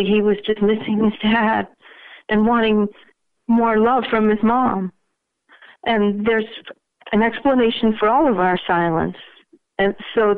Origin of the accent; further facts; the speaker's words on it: New England, United States; I'm from New England